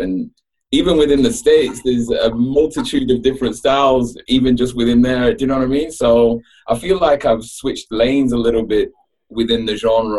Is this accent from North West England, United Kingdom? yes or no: yes; Manchester, North West England, United Kingdom; moved away as an adult; now in Melbourne, Australia; Yeah, I'm from Manchester